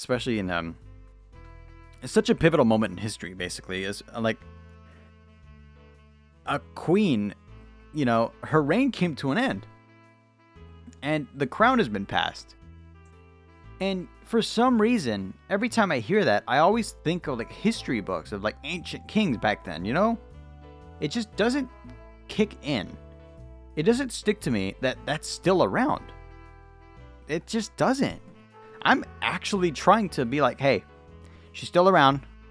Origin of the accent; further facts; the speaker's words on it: West Coast of the United States, United States; I'm from the West Coast